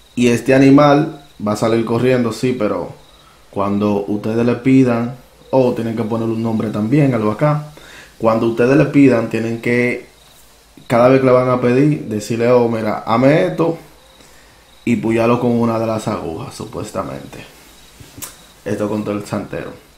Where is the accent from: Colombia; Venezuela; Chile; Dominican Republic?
Dominican Republic; moved away; allá en mi país natal, República Dominicana